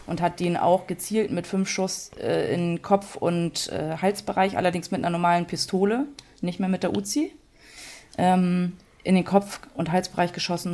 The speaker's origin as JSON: {"language": "German", "town": "Dänischenhagen", "region": "Schleswig-Holstein", "country": "Germany", "tie": "born or raised there", "lives_now": "Kiel, Germany", "said": "dass ich meinen Großteil in den Schnagen verbracht habe, da war ich so bis 15 Jahre"}